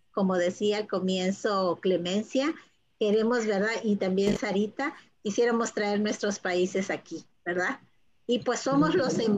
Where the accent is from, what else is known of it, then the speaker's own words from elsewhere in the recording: Peru; Nosotros tenemos, somos peruanos, tenemos que enseñar a nuestros hijos que ellos se sientan latinos, que se sientan hispanos